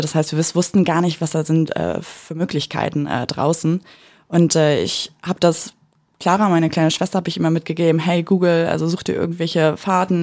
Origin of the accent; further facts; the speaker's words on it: Mecklenburg-Vorpommern, Germany; moved away as an adult; now in Berlin, Germany; wir sind aus Mecklenburg ursprünglich. Äh, ich persönlich wohne in Berlin, bin 2018 nach Berlin gezogen